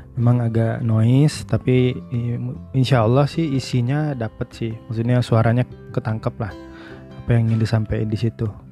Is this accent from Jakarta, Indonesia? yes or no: no; Suger, West Sumatra, Indonesia; moved away as an adult; now in Padang, Indonesia; Suger itu nama kampung atau desa saya lahir dan dibesarkan